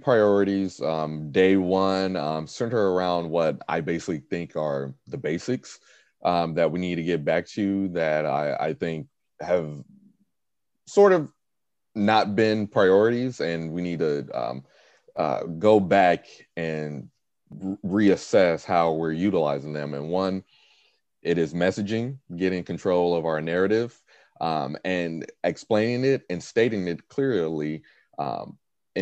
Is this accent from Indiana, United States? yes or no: yes; Gary, Indiana, United States; also born or lived in Carmel, Indiana; I'm from Gary, Indiana. I was born, raised there since 1994